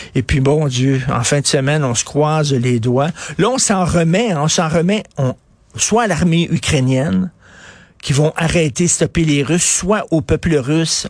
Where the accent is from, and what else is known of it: Canada